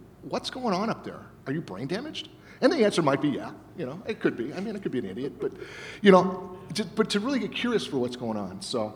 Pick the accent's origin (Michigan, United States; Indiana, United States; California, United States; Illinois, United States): Illinois, United States; Berwyn; moved away; I grew up here. I don't live here